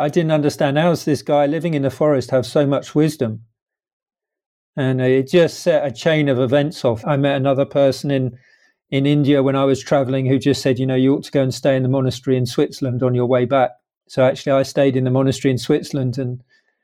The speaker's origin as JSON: {"language": "English", "region": "London", "country": "United Kingdom", "tie": "born or raised there", "said": "where I live in London, where I was born in London"}